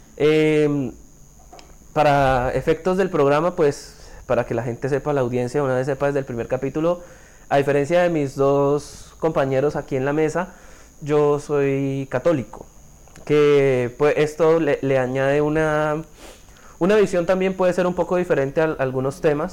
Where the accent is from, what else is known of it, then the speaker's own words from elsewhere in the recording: Bucaramanga, Santander, Colombia; moved away; soy de Santander, específicamente de la capital, soy de Bucaramanga, tengo 24 años